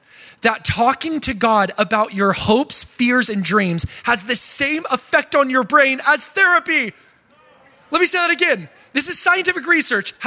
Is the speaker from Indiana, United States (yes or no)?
no; Oregon, United States; I'm from Oregon